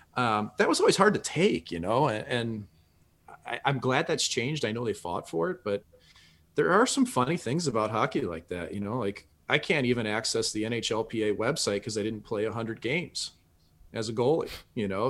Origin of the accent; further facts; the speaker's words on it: St. Louis, Missouri, United States; I was from Saint Louis. Nobody from our city had ever played in the N H L when I was a kid